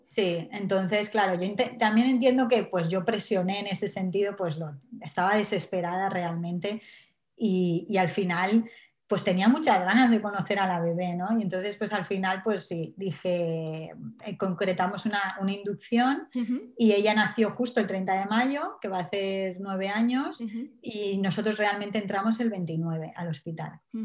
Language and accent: Spanish; Alicante, Valencian Community, Spain; now in Wales, United Kingdom; yo soy de Alicante, pero ahora estoy viviendo en Gales.